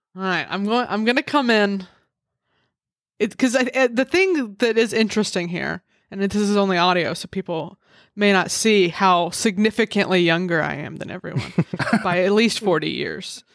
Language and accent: English; Alabama, United States; I grew up in Alabama